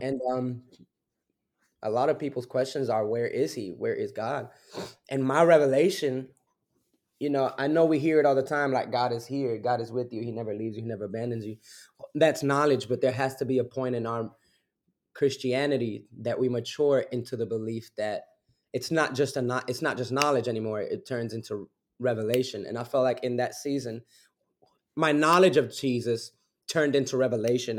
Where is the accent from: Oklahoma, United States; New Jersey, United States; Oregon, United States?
New Jersey, United States; Newark; also born or lived in Belleville, New Jersey; born and raised back and forth between Newark, New Jersey, and Belleville, New